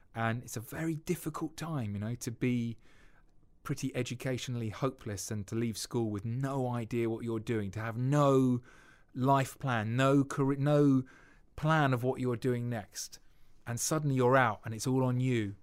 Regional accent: United Kingdom; we're too British

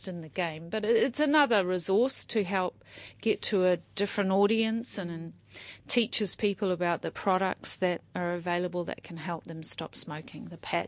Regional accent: Auckland, New Zealand; also born or lived in Australia; But mainly I was raised in Auckland, so urban raised, but sometimes a very transient upbringing, like, you know, and also a little bit growing up in Australia as well.

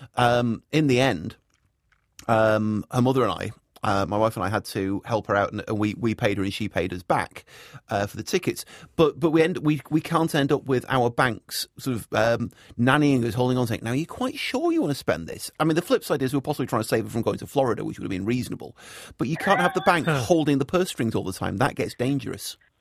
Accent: Salford, North West England, United Kingdom; now in New Zealand; I'm from I'm from the north of England. I'm from Manchester, actually from Salford

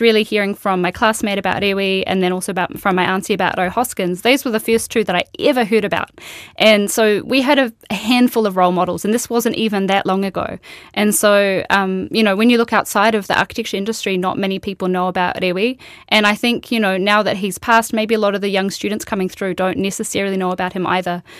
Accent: Queensland, Australia; moved away as an adult; now in New Zealand; I grew up in Australia and I went to architecture school there

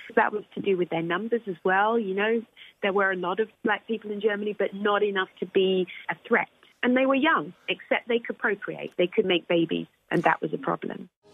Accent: United Kingdom; I'm British

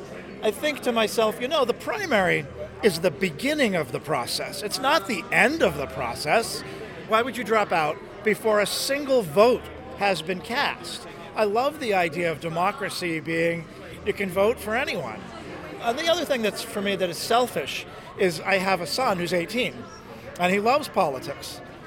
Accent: Concord, New Hampshire, United States; I'm from Concord. It's the state capital, about 20 miles south.

